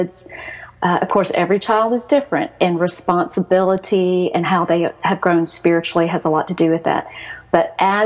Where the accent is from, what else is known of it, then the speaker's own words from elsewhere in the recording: Texas, United States; accent: Southern; also born or lived in Seoul, South Korea; I was born in Seoul. I was adopted at 2.5. A lot of people will ask you, where are you from? And I'm so used to being from America that I'll say Texas